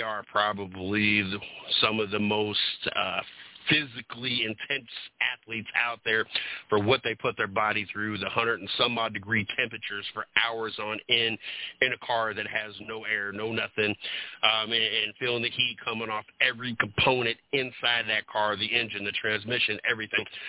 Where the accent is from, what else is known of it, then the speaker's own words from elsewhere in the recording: Ohio, United States; moved away; also born or lived in North Carolina; I grew up in Ohio.